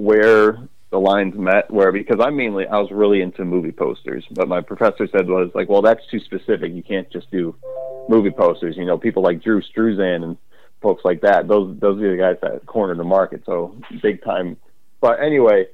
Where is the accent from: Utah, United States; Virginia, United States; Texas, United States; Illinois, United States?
Illinois, United States; Crete; When I was a kid, I grew up in Crete, Illinois, and I still live here